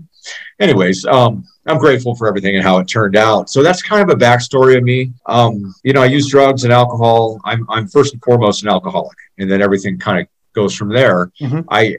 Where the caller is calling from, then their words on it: Boise, Idaho, United States; moved away as an adult; also born or lived in Lewiston, Idaho / Seattle, Washington; I'm calling in from Boise, Idaho. I'm not originally from Idaho, but I've been up here for about 15 years. I came up here, actually about 20 years, in northern Idaho in Lewiston to play baseball at Lewis Clark State College years ago.